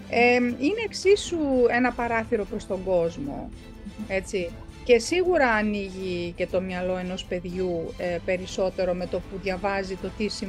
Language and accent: Greek; Germany; Εγώ μεγάλωσα κιόλα στη Γερμανία.